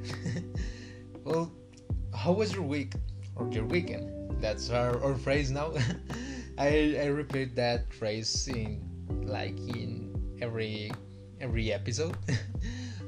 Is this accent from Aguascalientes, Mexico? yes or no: yes; Aguascalientes, Mexico; I am from Mexico. Specifically Aguascalientes